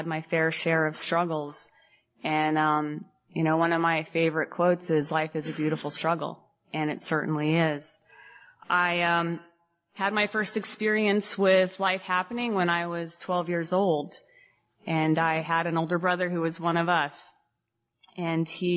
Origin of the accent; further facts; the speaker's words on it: Phoenix, Arizona, United States; I'm from Phoenix